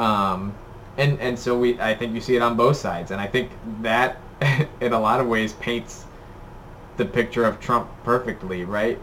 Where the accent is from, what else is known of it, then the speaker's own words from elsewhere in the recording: United States; as an American